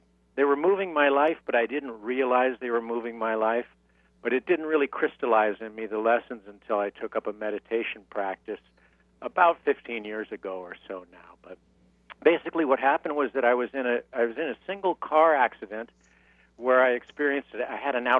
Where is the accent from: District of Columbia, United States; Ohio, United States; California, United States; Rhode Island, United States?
California, United States; San Diego; moved away as an adult; also born or lived in New York; now in Palm Springs, United States; I'm from San Diego, California, originally